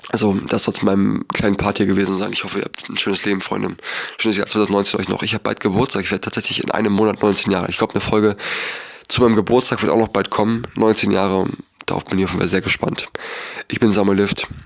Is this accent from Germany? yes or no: yes; Berlin, Germany; born there; Ich bin in Berlin geboren. Ich musste in meinem Leben noch nie hungern.